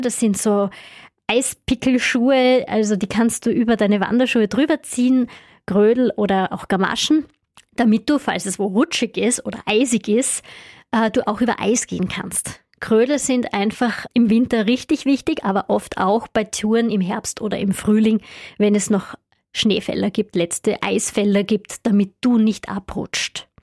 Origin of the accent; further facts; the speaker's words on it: Styria, Austria; bei uns in der Steiermark